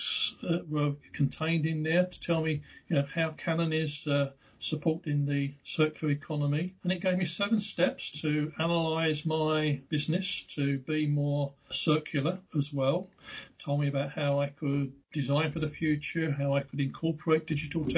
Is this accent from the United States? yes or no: no; United Kingdom; Being the Brit on the line here